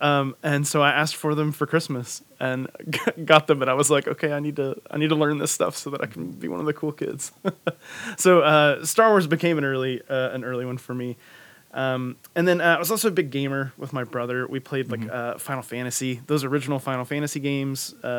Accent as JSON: {"language": "English", "region": "Georgia", "country": "United States", "tie": "born or raised there", "said": "So I grew up in Georgia, and in middle school, started going to a Southern Baptist church, kind of simple, small-town Southern Baptist church."}